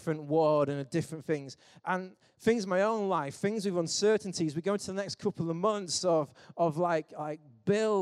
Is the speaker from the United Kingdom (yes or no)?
yes; England, United Kingdom; we're English